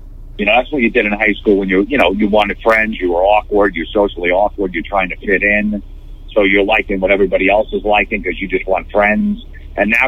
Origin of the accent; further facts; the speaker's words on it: New Jersey, United States; growing up in New Jersey